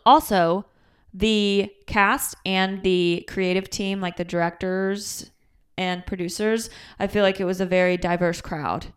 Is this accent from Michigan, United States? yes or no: yes; Michigan, United States; accent: Michigan; my Michigan accent